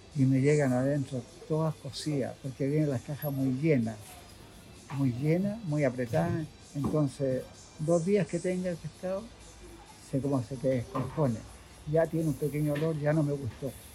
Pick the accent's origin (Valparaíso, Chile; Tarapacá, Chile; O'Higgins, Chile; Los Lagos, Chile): Valparaíso, Chile; also born or lived in San Antonio; now in Santiago, Chile; soy de Playa Ancha, yo, de, Valparaíso